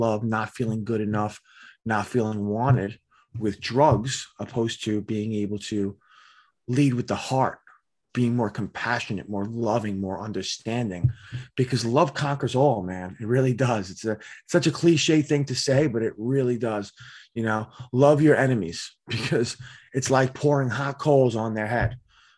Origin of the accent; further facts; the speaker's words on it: Staten Island, New York, United States; I'm from Staten Island, New York.